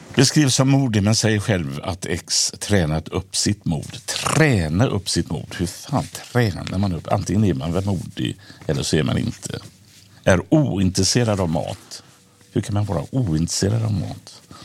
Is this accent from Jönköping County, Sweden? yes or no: no; Gothenburg, Västra Götaland, Sweden; När jag växte upp i Biskopsgården